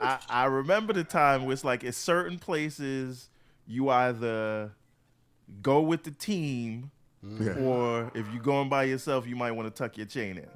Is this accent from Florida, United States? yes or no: no; New York City, New York, United States; growing up in the Bronx, in New York, right?